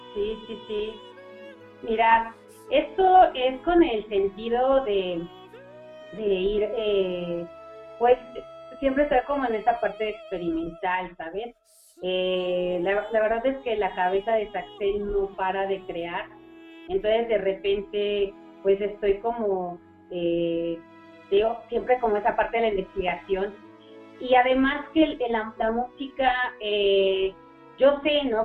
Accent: Mexico; siendo un miembro mexicano

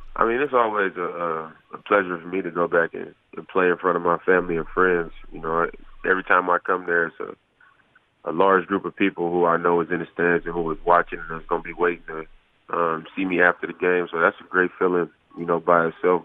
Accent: Oakland, California, United States; moved away; it being my hometown

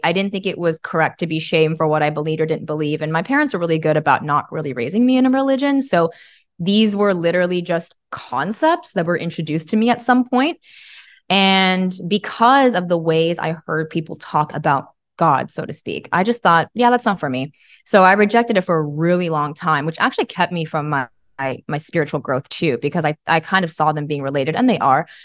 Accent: Bible Belt, Southern United States, United States; I was raised in the Christian Bible Belt.

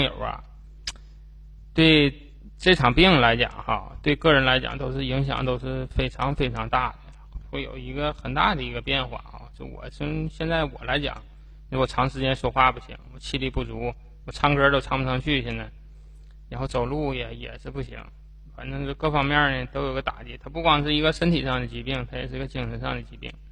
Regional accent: China; 我们中国人

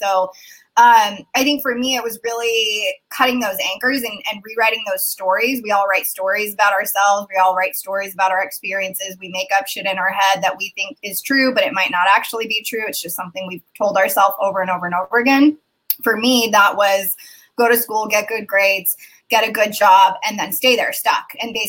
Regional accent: Turkey; now in United States; Yeah, so I'm a first generation immigrant. I come from Turkey. I have dual citizenship in Turkey. My whole family lives there.

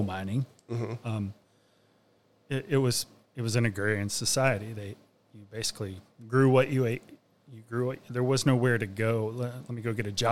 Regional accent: West Virginia, United States; now in Mississippi, United States; I'm from West Virginia

